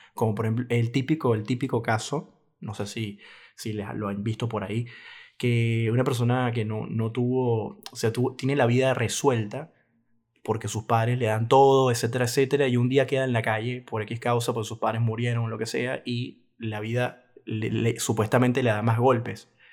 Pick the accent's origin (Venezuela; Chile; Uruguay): Venezuela; mi país Venezuela